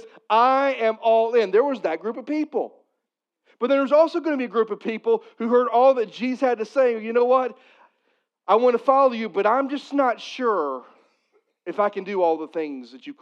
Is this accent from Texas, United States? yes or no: no; Missouri, United States; I'm from Missouri.